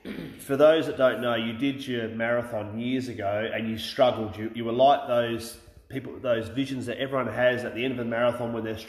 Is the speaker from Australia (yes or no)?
yes; Australia; I love being Australian, right? But I feel a little bit cheated that I wasn't born English